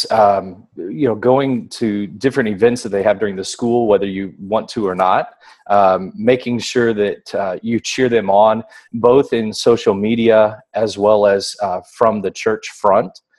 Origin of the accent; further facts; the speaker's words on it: Indiana, United States; also born or lived in Florida; now in Texas, United States; I was born in Indiana. Yeah, born in Indiana. Okay. So I served in Indiana, Florida, and now Texas.